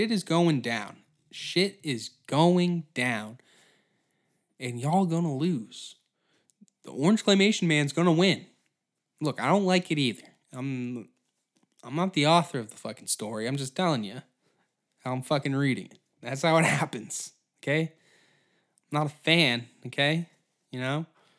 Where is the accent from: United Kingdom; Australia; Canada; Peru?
Canada; Halifax, Nova Scotia; born in fucking Nova Scotia. And then all of a sudden, like, you're Chinese now. And you're like, I'm from Halifax.